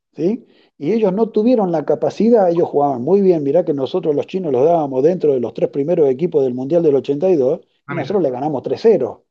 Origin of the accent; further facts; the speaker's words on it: Argentina; como argentino